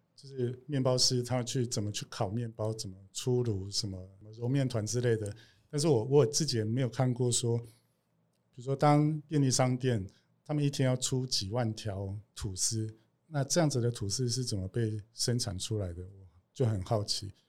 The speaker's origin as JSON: {"language": "Chinese", "region": "Kaohsiung", "country": "Taiwan", "tie": "born or raised there", "said": "我是高雄人"}